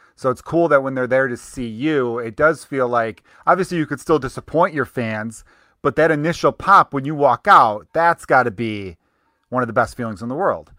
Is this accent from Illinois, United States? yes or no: yes; Chicago, Illinois, United States; accent: Chicago; I grew up in Chicago